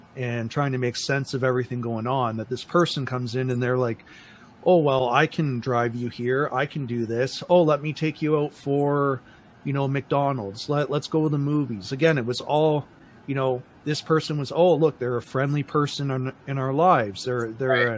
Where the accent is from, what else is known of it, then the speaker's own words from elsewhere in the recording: Windsor, Ontario, Canada; when I was growing up, I grew up in Windsor, Ontario